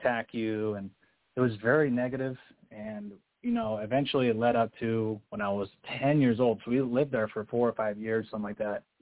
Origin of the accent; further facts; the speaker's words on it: Utah, United States; I grew up here in Utah, you know, LDS and Mormon